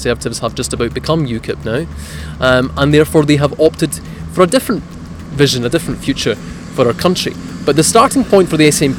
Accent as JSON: {"language": "English", "region": "Scotland", "country": "United Kingdom", "tie": "born or raised there", "also_born_or_lived": "Italy", "said": "I'm Scots-Italian. I was born in Italy. I came to Scotland when I was 7 years old"}